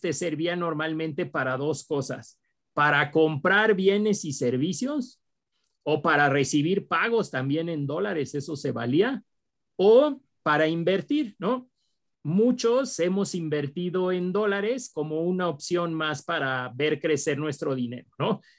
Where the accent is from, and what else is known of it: Mexico